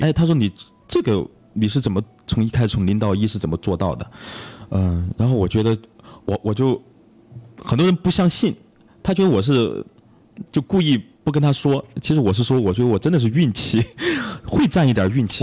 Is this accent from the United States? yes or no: no; Zhong County, Huangjin village, Daling township, Chongqing, China; 老家。啊，我喜欢中县。啊，中县，黄金村，大岭乡